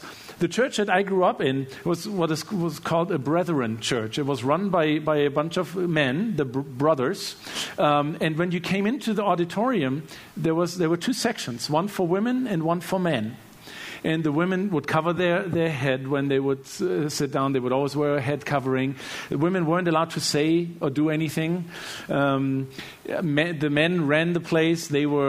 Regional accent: Germany; Obviously, you know, I grew up in Germany, and both of my parents were very devoted Christians, very devoted followers of Jesus.

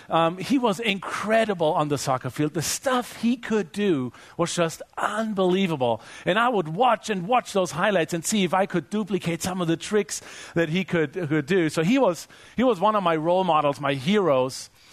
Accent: Germany; I grew up in Germany. I grew up loving soccer and playing soccer.

